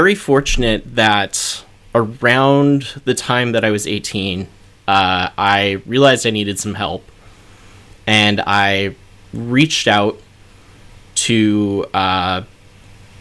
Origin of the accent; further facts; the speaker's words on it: North Dakota, United States; I was growing up in North Dakota, which is a very conservative area.